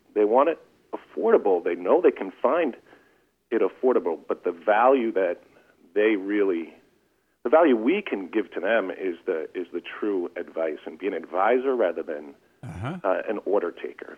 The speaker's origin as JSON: {"language": "English", "area": "Long Island", "region": "New York", "country": "United States", "said": "we're from Long Island, so there's lots of coast around here"}